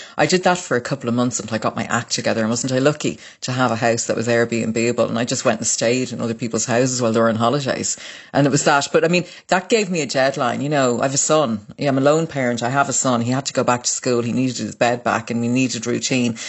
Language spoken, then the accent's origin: English; Dublin, Leinster, Ireland; born or raised there; also born or lived in Waterford, Ireland